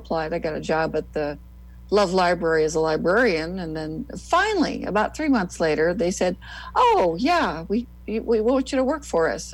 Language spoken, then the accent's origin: English; near Stuart, north central Nebraska, United States; also born or lived in Lincoln, Nebraska; I Nebraskan, born and bred. I was born, went to grade school, junior high. Well, we didn't have junior high. It was grade school and high school in north central Nebraska near Stewart, Nebraska